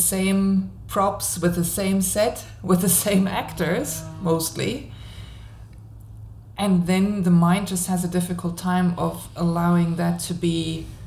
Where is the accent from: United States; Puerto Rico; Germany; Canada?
Germany; moved away; I'm living in a different country. Like, I'm originally from Germany